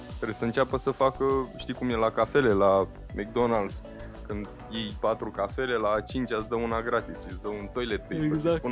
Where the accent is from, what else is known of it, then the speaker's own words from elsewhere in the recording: Romania; noi ca român